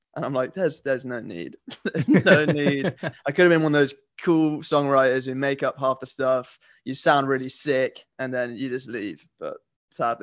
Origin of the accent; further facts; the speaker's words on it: Nottingham, East Midlands, United Kingdom; now in London, United Kingdom; I grew up in Nottingham, right, which is kind of the East Midlands of England.